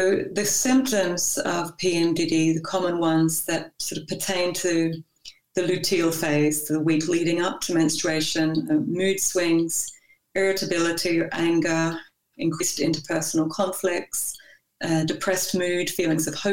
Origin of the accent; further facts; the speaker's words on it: Australia; moved away as an adult; now in Copenhagen, Denmark; I'm Australian